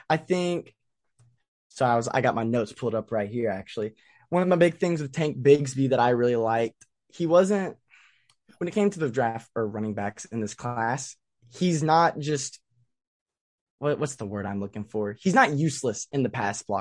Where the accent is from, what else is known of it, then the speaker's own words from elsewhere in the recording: Tennessee, United States; growing up in Tennessee